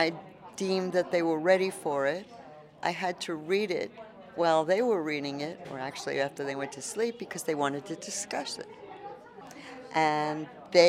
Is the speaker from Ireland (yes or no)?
no; New York, United States; now in Tucson, United States; I'm from New York originally